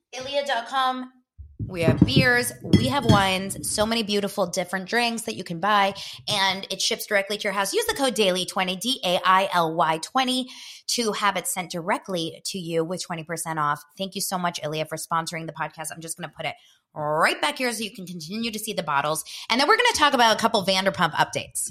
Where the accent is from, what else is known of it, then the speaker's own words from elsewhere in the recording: Los Angeles, California, United States; in Israel, where my parents are from, they named me, even though I was born here in Los Angeles